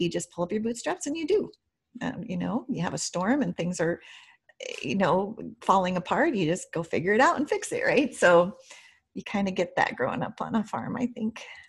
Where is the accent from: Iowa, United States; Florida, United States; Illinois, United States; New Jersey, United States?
Iowa, United States; Primghar; I grew up in a small, small town in Iowa. I'm an Iowa farm girl, and it's called Primgar